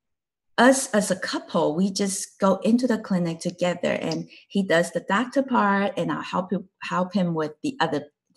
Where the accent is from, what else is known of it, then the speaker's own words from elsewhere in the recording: Taiwan; first language Chinese; English is a second language; moved away as an adult; now in United States; I grew up in Taiwan, and I graduated college from Taiwan.